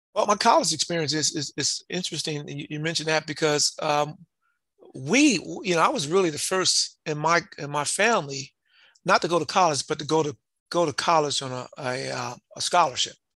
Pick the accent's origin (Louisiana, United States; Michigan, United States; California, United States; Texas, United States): California, United States; Compton; was raised in Compton, California.